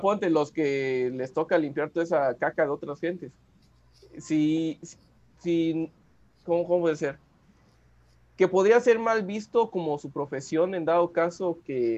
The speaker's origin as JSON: {"language": "Spanish", "country": "Mexico", "said": "como mexicanos sí celebramos la muerte"}